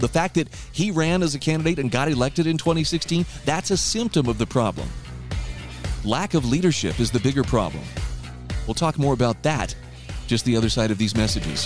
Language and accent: English; Utah, United States; my home state of Utah